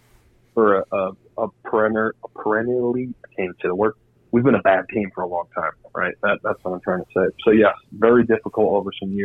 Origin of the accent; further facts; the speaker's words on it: Indiana, United States; moved away; I was from Indiana